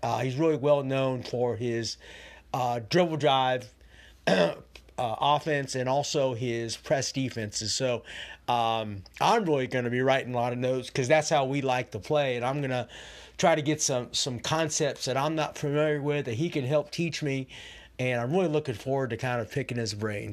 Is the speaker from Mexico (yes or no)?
no; California, United States; I'm from California